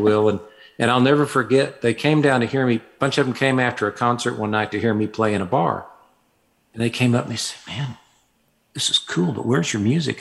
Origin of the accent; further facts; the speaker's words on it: Fayetteville, Arkansas, United States; moved away as an adult; I was born in Fayetteville, Arkansas, grew up there, and lived there until I was about 24